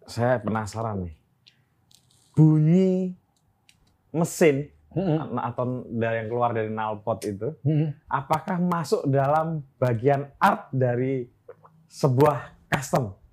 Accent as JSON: {"language": "Indonesian", "town": "Yogyakarta", "region": "Special Region of Yogyakarta", "country": "Indonesia", "said": "Iya dan di Jogja ini ya itu termasuk hajatan kami warga Jogja gitu."}